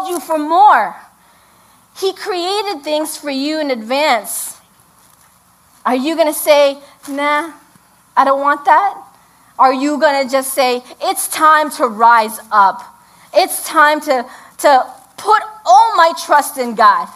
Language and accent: English; New York City, New York, United States; now in Hudson Valley, United States; We grew up in the Bronx